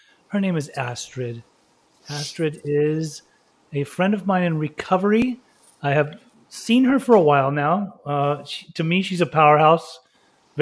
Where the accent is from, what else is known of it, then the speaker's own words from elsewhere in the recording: Berlin, Germany; I was born in Berlin, and both of my parents are Iranian